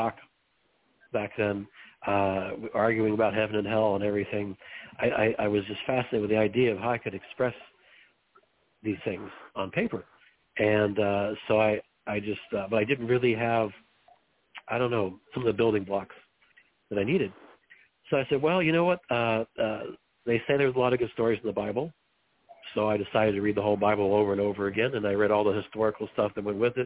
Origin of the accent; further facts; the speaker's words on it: Arkansas, United States; also born or lived in Los Angeles, California; now in Missouri, United States; I'm originally from Los Angeles, of all places, but I didn't grow up there. I grew up in Arkansas